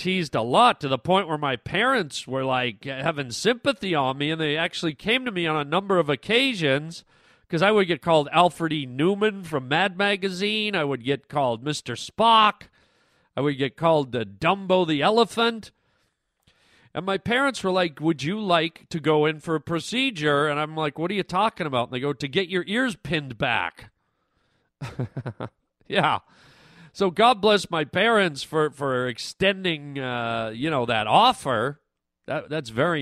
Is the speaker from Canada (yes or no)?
yes; Canada; I was born in Canada